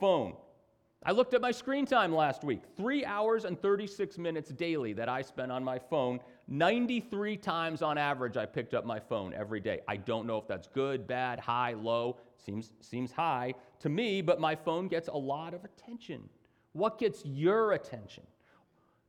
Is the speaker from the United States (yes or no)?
yes; United States; as an American